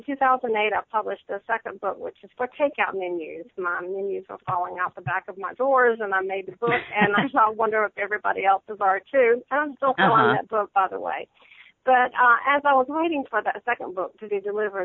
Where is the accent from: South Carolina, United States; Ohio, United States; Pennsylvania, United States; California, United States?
South Carolina, United States; I was born in South Carolina. I have lived here all my life.